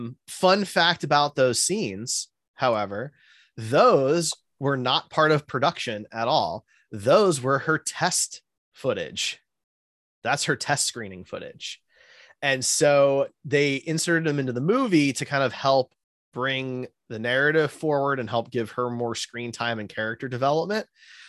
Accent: Midwest, United States; Maybe I'm naive and sheltered because I grew up in the Midwest

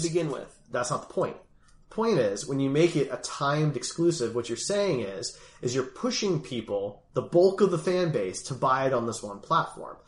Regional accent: Philadelphia, Pennsylvania, United States; I'm from Philly

